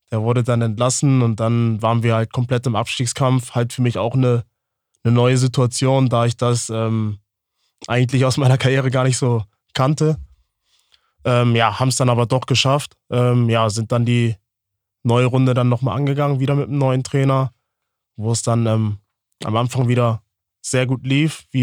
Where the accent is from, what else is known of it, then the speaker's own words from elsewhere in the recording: Hamburg, Germany; born there; auch wieder in die Nähe von, von der Familie, von den Freunden halt, äh, da ich gebürtig aus Hamburg komme.